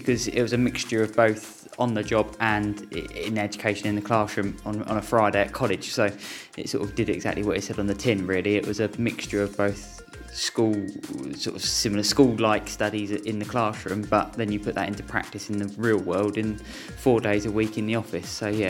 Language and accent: English; Ashford, South East England, United Kingdom; I've been looking after my hometown paper for almost 2 years now